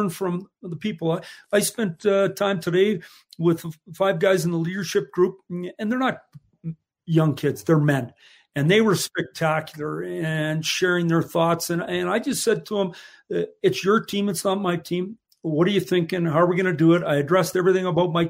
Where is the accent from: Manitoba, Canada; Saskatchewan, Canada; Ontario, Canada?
Saskatchewan, Canada; moved away; we're from Saskatchewan. We grew up there